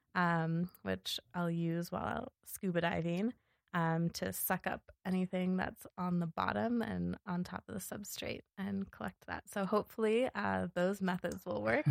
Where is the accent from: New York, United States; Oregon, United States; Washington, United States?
Washington, United States; Seattle; moved away as an adult; also born or lived in Los Angeles, California / Alaska / Yellowstone National Park; now in Bozeman, United States; I grew up in Seattle